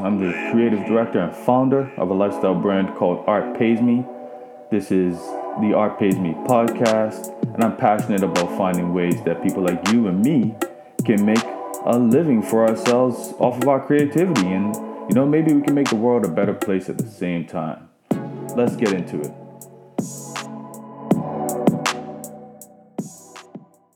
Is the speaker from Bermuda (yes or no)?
yes; Bermuda; I'm from Bermuda